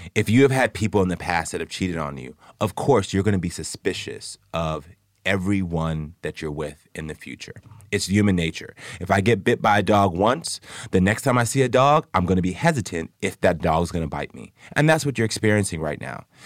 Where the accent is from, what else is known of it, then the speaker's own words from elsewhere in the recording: Jamaica; I'm Jamaican, so, you know, when I take Ian to Jamaica all the time